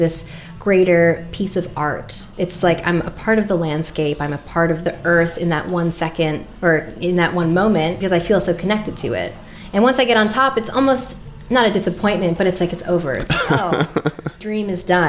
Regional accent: Rhode Island, United States; I grew up in Rhode Island

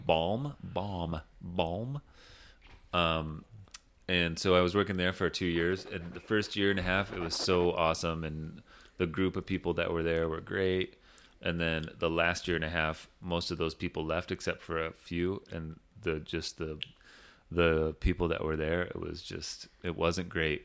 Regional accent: Big Rapids, Michigan, United States; moved away; there's a school in my hometown called Ferris State University

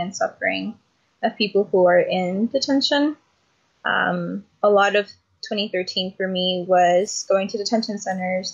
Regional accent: Phoenix, Arizona, United States; I was born and raised in Phoenix, Arizona. Still living and organizing here

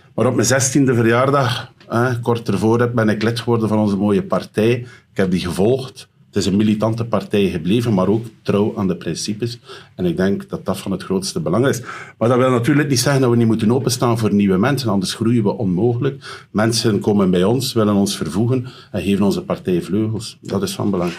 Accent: Roeselare, Flanders, Belgium; mijn thuisstad denken. Een pittig bruidje van Roeselare

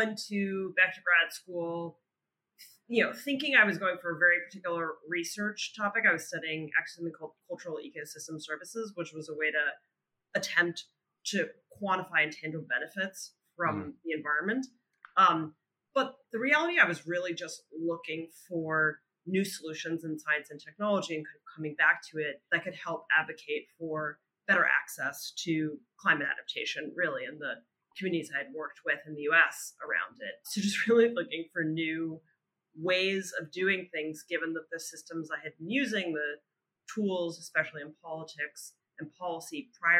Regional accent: northern New Jersey, United States; accent: New Jersey; now in Brooklyn, United States; I'm actually from pretty close outside the city in New Jersey

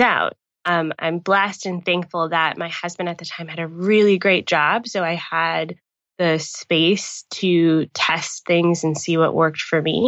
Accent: Atlanta, Georgia, United States; moved away as an adult; now in Niagara Falls, Canada; I'm from Atlanta, hot Atlanta

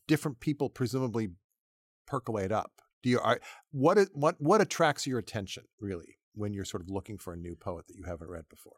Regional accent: New England, United States; I grew up in New England

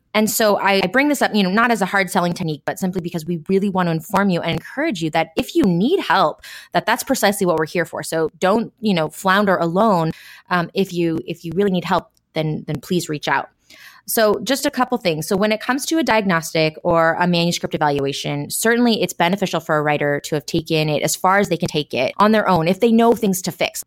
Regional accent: Washington, United States; we're all from Washington and we met in Central Washington

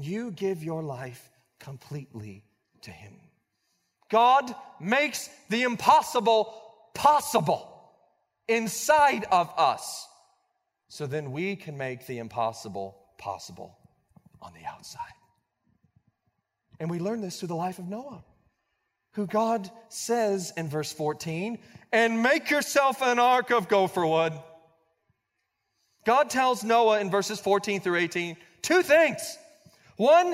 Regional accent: Blanchard, Oklahoma, United States; When I was 16 years old, I was growing up in Blanchard, Oklahoma.

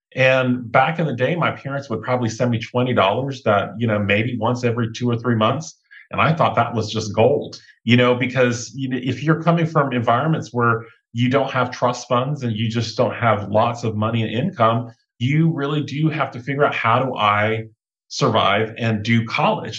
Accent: South Georgia, United States; moved away; also born or lived in Thailand (mother's origin); I grew up in South Georgia with my brother, my older sister, my younger brother, my mom and dad

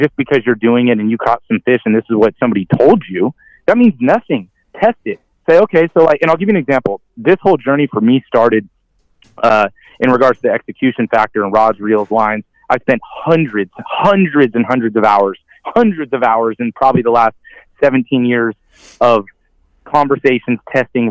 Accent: the Delta, California, United States; now in Guntersville, United States; I'm from the Delta

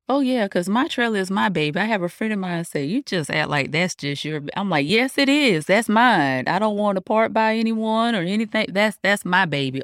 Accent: Fayetteville, North Carolina, United States; I'm from Fayetteville, North Carolina.

